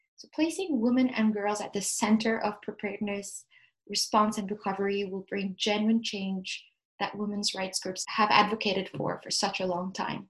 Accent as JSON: {"language": "English", "region": "Addis Ababa", "country": "Ethiopia", "tie": "born or raised there", "also_born_or_lived": "Ontario, Canada", "moved": "as an adult", "lives_now": "Ottawa area, Canada", "said": "I was born and raised in Addis Ababa in Ethiopia"}